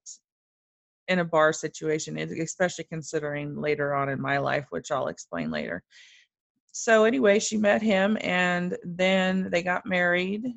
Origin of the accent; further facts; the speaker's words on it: Wichita, Kansas, United States; also born or lived in Germany; In Wichita, Kansas, which is where I still live today